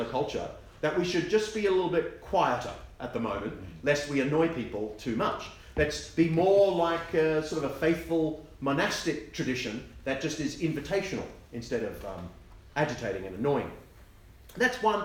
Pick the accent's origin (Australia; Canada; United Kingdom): Australia; I'm Australian, and so you just have to forgive me for you know, having convict heritage